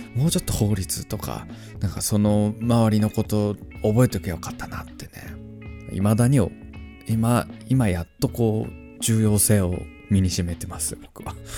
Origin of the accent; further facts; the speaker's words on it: Tohoku, Japan; moved away; 僕も東北出身